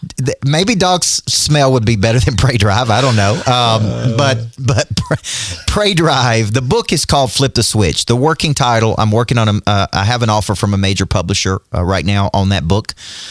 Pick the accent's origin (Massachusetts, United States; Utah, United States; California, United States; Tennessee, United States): Tennessee, United States; Nashville; Well, I'm from Nashville.